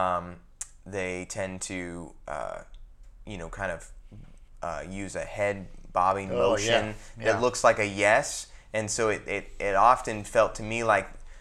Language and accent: English; United States; I'm American